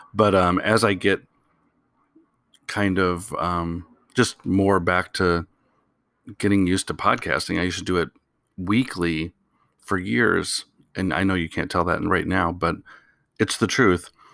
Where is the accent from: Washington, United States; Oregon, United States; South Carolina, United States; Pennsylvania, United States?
Oregon, United States; Portland; I'm from Portland.